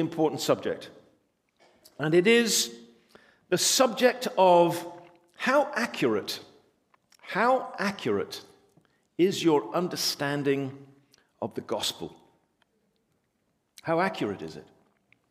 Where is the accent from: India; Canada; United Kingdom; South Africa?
United Kingdom; England; We're English